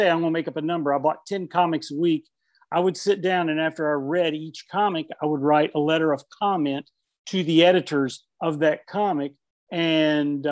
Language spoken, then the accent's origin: English; Huntington, West Virginia, United States; West Virginia, born and raised in Huntington, West Virginia